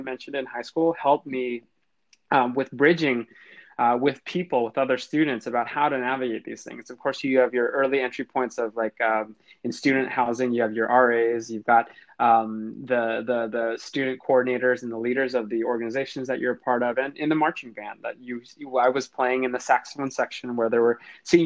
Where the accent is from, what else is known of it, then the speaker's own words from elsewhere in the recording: Central California, United States; I lived in an area or in a city in Central California that had a huge agriculture population